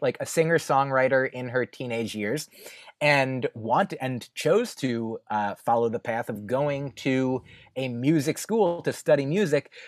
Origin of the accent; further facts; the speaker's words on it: New Jersey, United States; moved away as an adult; also born or lived in Boston; now in New York, United States; I grew up in New Jersey